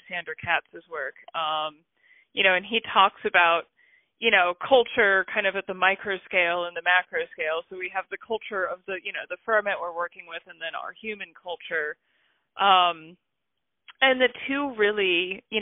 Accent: United States; I'm American.

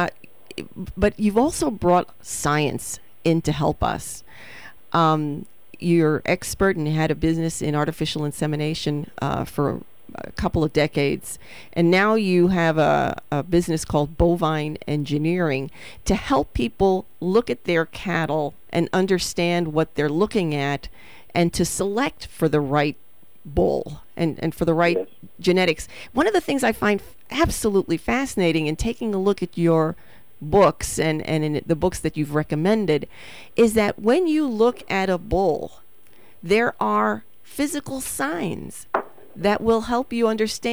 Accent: New York City, New York, United States; moved away; also born or lived in Midwest; I'm a city girl. I grew up in the Bronx, came out to the Midwest in the 70s

